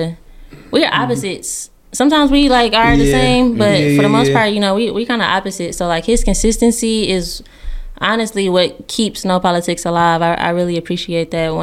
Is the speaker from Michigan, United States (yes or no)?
yes; Detroit, Michigan, United States; I'm really proud of like my neighborhood. My neighborhood is like my family. You feel me? Like we all grew up together. I would say that's the most Detroit thing about me